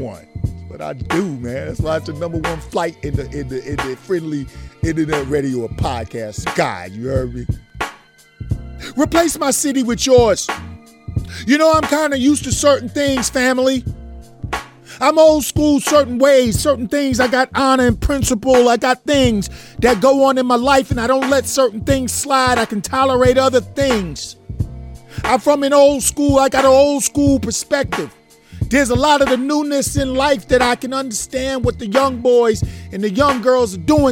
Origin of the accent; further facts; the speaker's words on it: New York City, New York, United States; moved away; I'm from Brooklyn. I'm from Brooklyn, man. From Brooklyn, New York